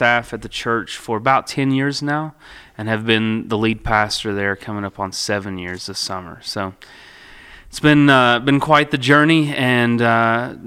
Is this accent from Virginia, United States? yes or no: yes; Russell County, Virginia, United States; also born or lived in Lebanon, Virginia; I grew up in Russell County